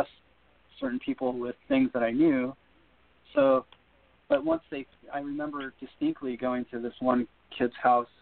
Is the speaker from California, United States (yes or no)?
yes; Big Bear, California, United States; I grew up in Big Bear